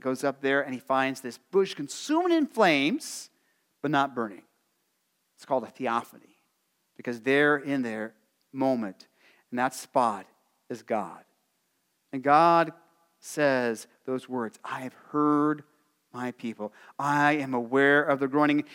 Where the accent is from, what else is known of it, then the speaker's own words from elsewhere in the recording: Arizona, United States; growing up in Arizona